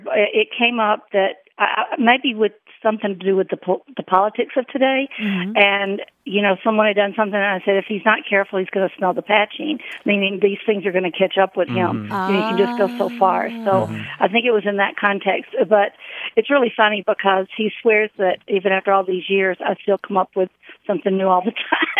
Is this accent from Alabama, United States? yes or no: yes; Alabama, United States; now in Greendale, United States; I'm calling from Greendale, Wisconsin. {S1} Hey, …. {S7} And I'm originally from Alabama.